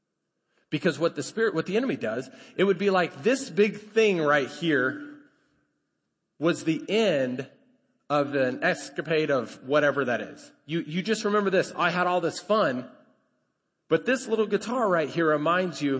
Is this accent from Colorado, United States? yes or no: yes; Colorado, United States; now in Lubbock, United States; I grew up in Colorado.